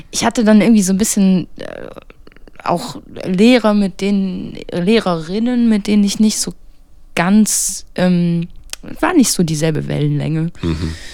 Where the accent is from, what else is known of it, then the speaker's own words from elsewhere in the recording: Lübow, Mecklenburg-Vorpommern, Germany; Ich komme aus, ähm, aus Lüblow.